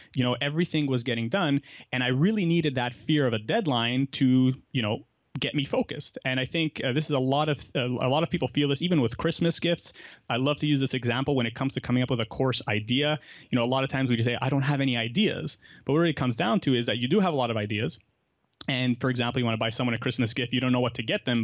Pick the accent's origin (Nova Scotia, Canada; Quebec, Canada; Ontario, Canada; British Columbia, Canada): Quebec, Canada; Montreal; I grew up in Montreal. I've lived here my whole life.